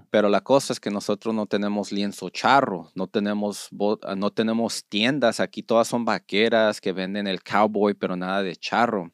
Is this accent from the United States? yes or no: yes; Los Angeles, California, United States; also born or lived in Zacatecas; yo soy de Los Ángeles, para mí Tijuana está dos, ah, tres horas